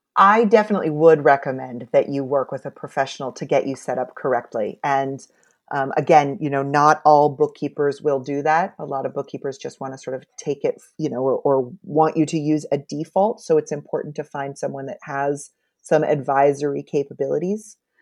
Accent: United States; as an American

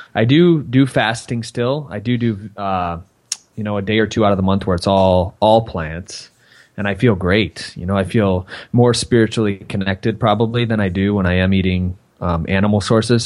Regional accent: Michigan, United States; I grew up in Michigan

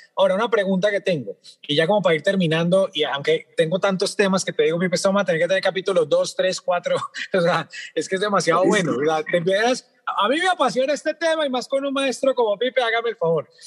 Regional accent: Colombia; hablemos como colombianos

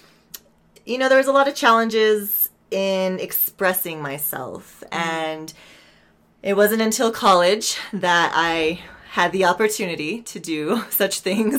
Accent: Santa Fe, New Mexico, United States; I'm from Santa Fe, New Mexico. I was raised here.

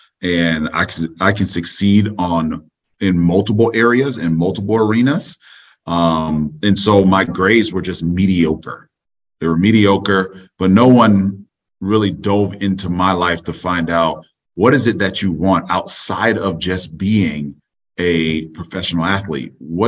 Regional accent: Orlando, Florida, United States; Orlando, Florida.

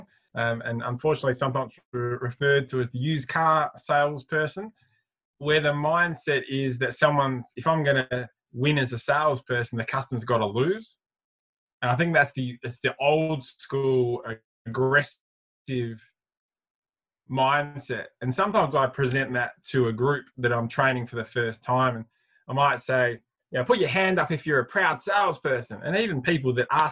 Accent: Adelaide, South Australia, Australia; I'm from Adelaide, so still live in Adelaide

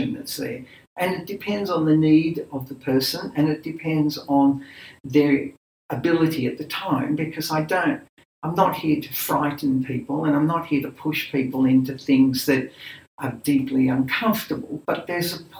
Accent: Australia; I was born in Australia, my parents are Greek

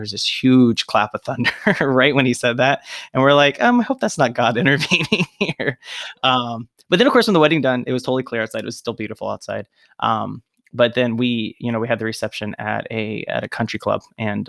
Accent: West Virginia, United States; moved away as an adult; also born or lived in Springfield, Ohio; I grew up in West Virginia.

